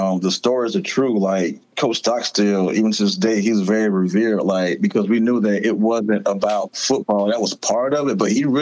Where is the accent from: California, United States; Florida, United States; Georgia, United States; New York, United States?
Florida, United States; moved away as an adult; also born or lived in Lake City, Florida / Jacksonville, Florida; now in Greenville, United States; I grew up in Florida